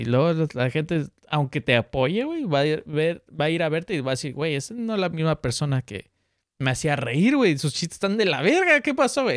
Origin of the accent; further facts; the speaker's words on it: Mexico City, Mexico; Soy chilango